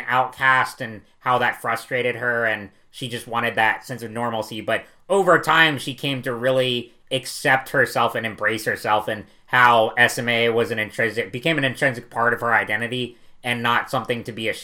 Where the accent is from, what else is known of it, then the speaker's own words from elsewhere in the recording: North Carolina, United States; from my home state of North Carolina